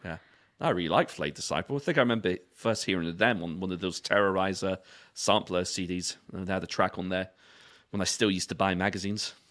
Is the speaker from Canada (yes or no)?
no; London, United Kingdom; I was born in Brixton